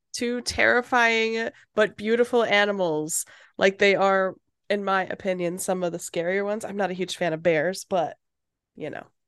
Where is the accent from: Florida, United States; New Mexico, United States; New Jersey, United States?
Florida, United States; we get iguana alerts because we're from Florida